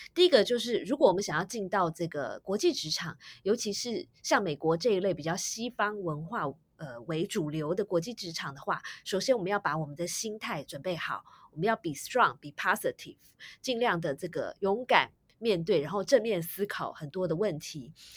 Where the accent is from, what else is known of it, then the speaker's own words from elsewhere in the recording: Taiwan; 我自己也是在台湾土生土长的